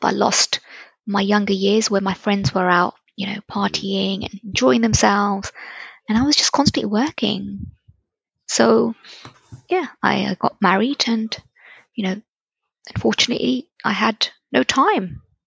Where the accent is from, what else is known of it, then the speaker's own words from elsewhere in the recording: Reading, South East England, United Kingdom; So now I was in living in Reading.